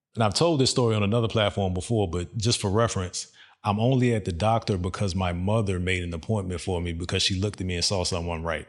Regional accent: Virginia, United States; moved away as an adult; also born or lived in Dubai; now in Texas, United States; I knew I was coming to Texas, but we're from Virginia

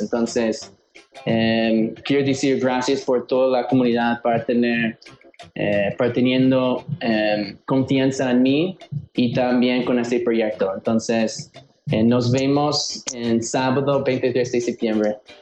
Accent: Chicago, Illinois, United States; moved away as an adult; now in Mexico City, Mexico; soy un chicano de Chicago, entonces mitad de mitad

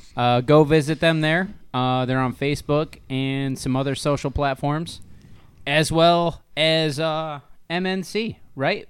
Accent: Northern Ohio, United States; we're from Ohio, Northern Ohio, right? Yeah. That's where we're based

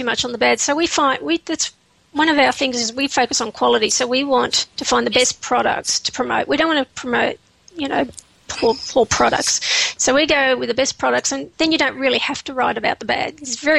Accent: Canberra, Australian Capital Territory, Australia; But we're actually from Canberra. We're not from Perth.

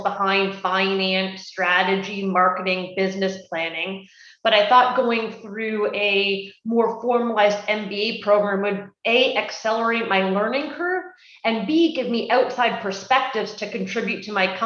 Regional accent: Canada; I'm Canadian and I did my schooling at the University of Guelph

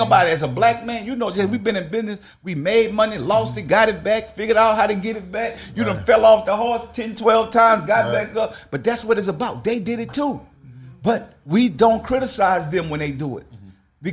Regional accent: New Orleans, Louisiana, United States; so for me being from New Orleans, y'all know I grew up in a project.

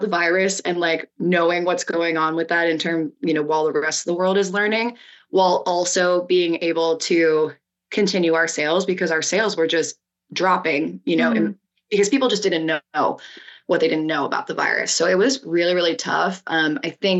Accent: Cincinnati, Ohio, United States; moved away as an adult; also born or lived in New York; now in San Diego, United States; I'm from Cincinnati myself

